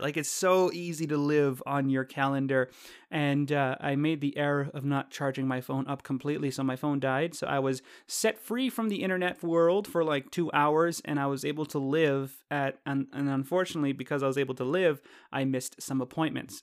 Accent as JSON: {"language": "English", "country": "Canada", "said": "I'm Canadian"}